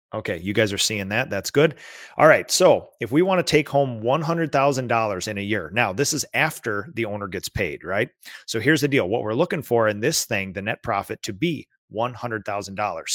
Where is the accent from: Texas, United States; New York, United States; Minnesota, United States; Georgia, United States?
Minnesota, United States; as a Minnesotan